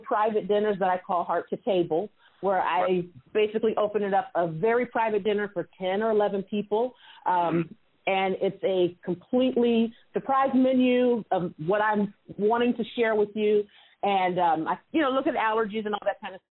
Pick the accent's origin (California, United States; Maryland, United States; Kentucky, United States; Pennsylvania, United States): California, United States; Sacramento; I'm from California, born and raised. My family's from Alabama